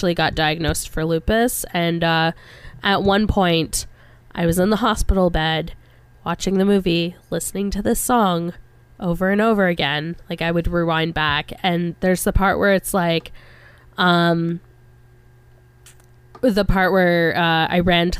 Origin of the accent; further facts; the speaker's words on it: Kentville, Nova Scotia, Canada; moved away; also born or lived in Victoria; I was born in Kentville